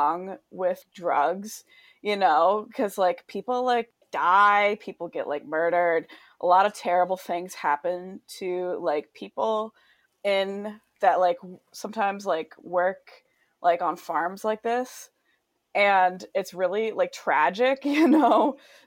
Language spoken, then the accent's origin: English; Alaska, United States; growing up in Alaska